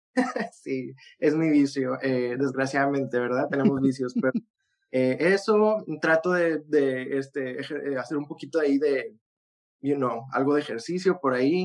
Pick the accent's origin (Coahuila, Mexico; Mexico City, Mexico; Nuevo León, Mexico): Nuevo León, Mexico; Monterrey; de donde yo soy, en, Monterrey